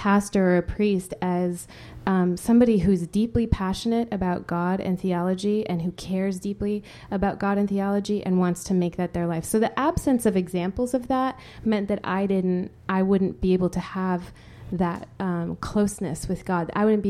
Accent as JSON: {"language": "English", "country": "Spain", "tie": "born or raised there", "said": "is the irony that I grew up in Spain. You know, Spain is it's not exactly a country that's lacking in sensuality."}